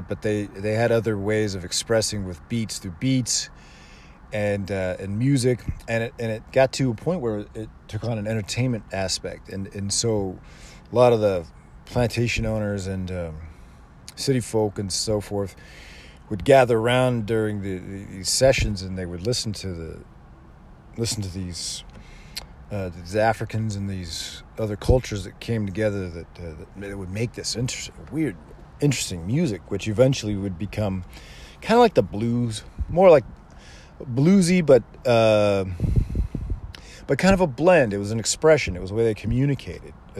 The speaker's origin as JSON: {"language": "English", "country": "United States"}